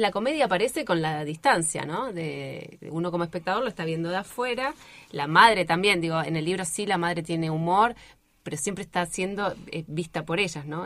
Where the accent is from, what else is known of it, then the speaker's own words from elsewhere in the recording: Río Gallegos, Santa Cruz, Argentina; also born or lived in Río Turbio; yo soy nacida en Río Gallegos, el secundario lo terminé en Río Gallegos